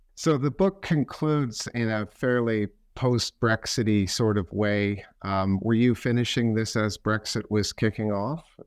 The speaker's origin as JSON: {"language": "English", "country": "Canada", "moved": "yes", "lives_now": "United Kingdom", "said": "I'm a Canadian"}